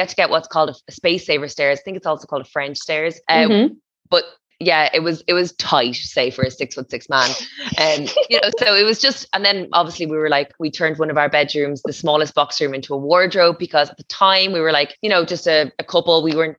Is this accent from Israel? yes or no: no; Dublin, Leinster, Ireland; I know. Yeah, I know. I come from Dublin, so I totally get it.